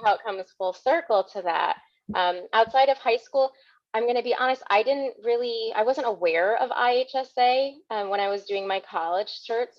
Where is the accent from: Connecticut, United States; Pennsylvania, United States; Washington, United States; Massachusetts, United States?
Connecticut, United States; I am born and raised in Connecticut, so I've been here my entire life.